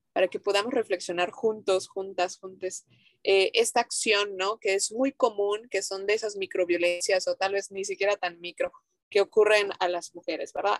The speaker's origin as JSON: {"language": "Spanish", "town": "Mérida", "region": "Yucatán", "country": "Mexico", "said": "nosotras eh, somos de Mérida, Yucatán, México"}